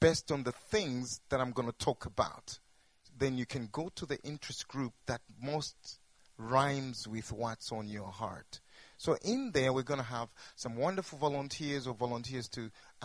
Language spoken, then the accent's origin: English; Zambia; we are from Africa.